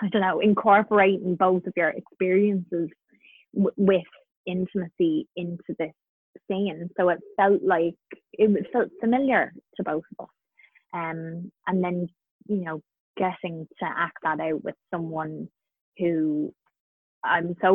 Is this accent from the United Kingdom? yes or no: no; Carlow, Leinster, Ireland; where I grew up in Carlow, we had the River Slaney run right by our house